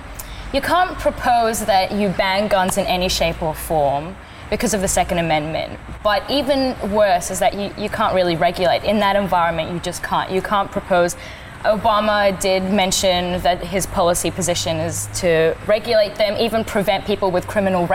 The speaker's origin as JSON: {"language": "English", "region": "Kurdistan Region", "country": "Iraq", "moved": "yes", "lives_now": "Australia", "said": "originally a refugee from Iraq. I'm Kurdish"}